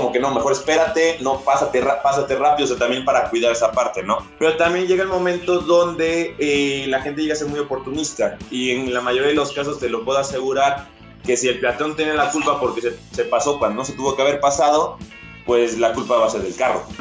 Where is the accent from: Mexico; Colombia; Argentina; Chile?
Mexico; Mexico City; yo soy, por ejemplo, de la Ciudad de México, eh, y cuando iba a, este, de mi casa a su casa a la escuela